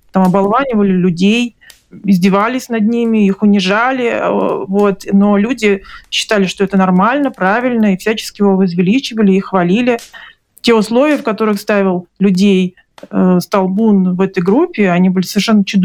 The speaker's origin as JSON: {"language": "Russian", "region": "Dushanbe", "country": "Tajikistan", "tie": "born there", "said": "я родилась в Душамбе у бабушки, то есть для меня это была родина, для меня это было что-то такое связанное только с теплом и родным гнездом, да."}